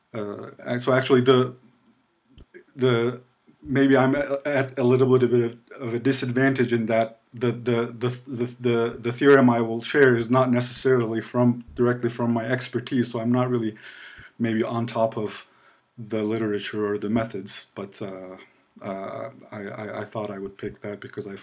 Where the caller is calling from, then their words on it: Ankara, Turkey; I am joining you from Ankara, Turkey, which is the capital of Turkey in the middle.